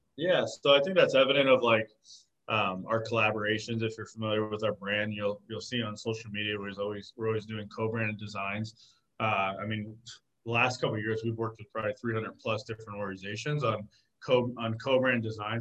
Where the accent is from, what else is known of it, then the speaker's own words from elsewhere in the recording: Arizona, United States; I was born and raised in Arizona